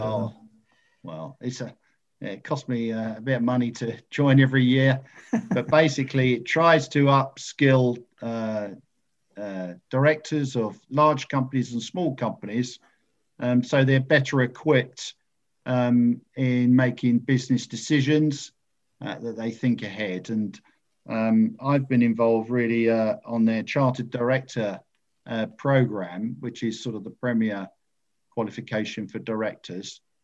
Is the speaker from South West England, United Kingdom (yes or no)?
no; Ingatestone, East of England, United Kingdom; now in Colchester, United Kingdom; I was brought up in Ingatestone, just outside Chelmsford